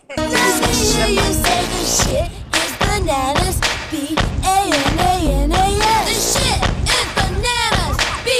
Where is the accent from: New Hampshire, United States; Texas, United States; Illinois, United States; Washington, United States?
Illinois, United States; Addison; Addison Trail High School in Addison, Illinois, everybody. My hometown